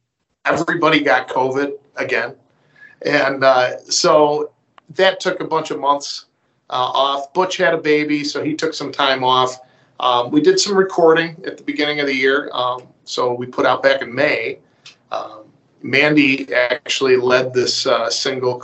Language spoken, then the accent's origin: English; Eden, New York, United States; I grew up in Eden, New York